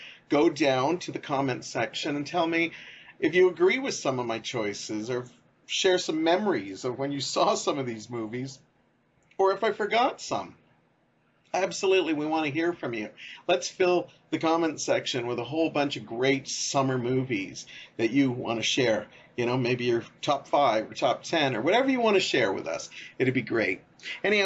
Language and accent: English; Canada; me being Canadian